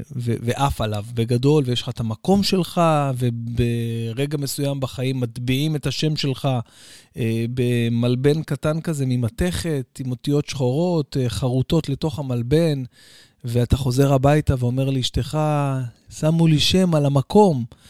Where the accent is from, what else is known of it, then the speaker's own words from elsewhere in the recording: Bat Yam, Tel Aviv District, Israel; אצלנו בבת ים, אוקיי? אה, הייתי מתפלל שנים על גבי שנים על גבי שנים, בעצם מאז שאני זוכר את עצמי, בבית כנסת המרכזי בבת ים